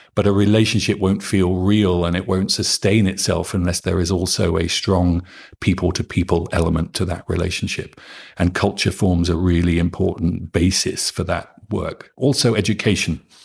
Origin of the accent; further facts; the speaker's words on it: Norfolk, East of England, United Kingdom; moved away as an adult; now in Norway; I come from Norfolk, which is the flattest county in England.